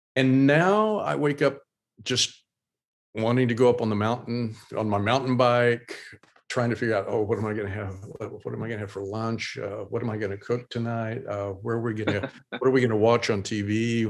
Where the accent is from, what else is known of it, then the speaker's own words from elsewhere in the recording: Oklahoma, United States; moved away; I still hold on to a lot of my Oklahoma roots